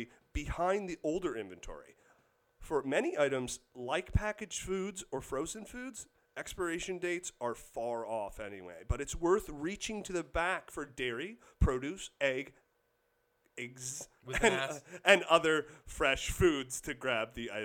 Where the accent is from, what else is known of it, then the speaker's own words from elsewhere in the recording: Kansas, United States; moved away; I grew up in Kansas.